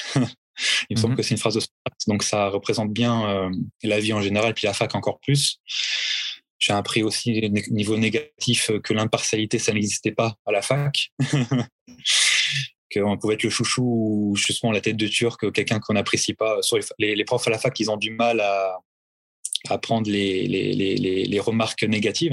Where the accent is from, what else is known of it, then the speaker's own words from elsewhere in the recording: France; now in Orléans, France; en tant que Français